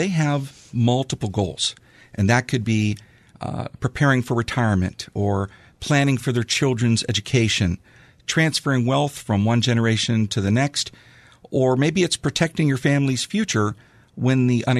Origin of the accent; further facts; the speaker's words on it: Franklin Park, Pennsylvania, United States; Well, you know, I'm local. I grew up here in Franklin Park, and my wife and I have a home now in Sarver